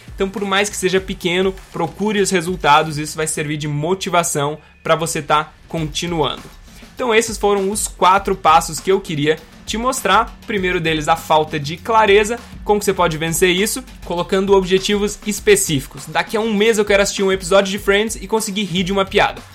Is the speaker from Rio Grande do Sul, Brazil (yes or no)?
yes; Gaúcho, Rio Grande do Sul, Brazil; eu sou gaúcho